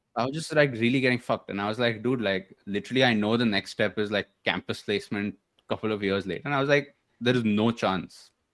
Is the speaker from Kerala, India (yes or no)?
no; Bangalore, Karnataka, India; also born or lived in Delhi / Pune; so I was born in Delhi um I lived in Pune for some time maybe six years um early schooling and then came to Bangalore. So came to Bangalore when I was maybe in third standard or something like